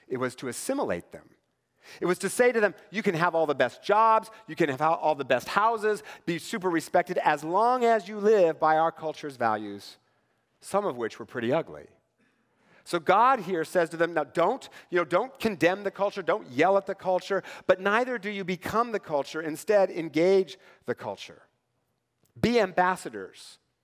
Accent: Tri-Cities, Washington, United States; Growing up in the Tri-Cities

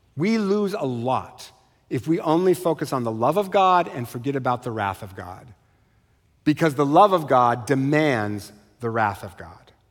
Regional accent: Eastern Washington, United States; I was raised in Eastern Washington.

